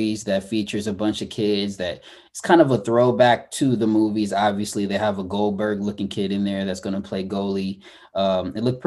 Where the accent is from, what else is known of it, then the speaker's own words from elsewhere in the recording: San Diego, California, United States; growing up in San Diego, street hockey was a huge thing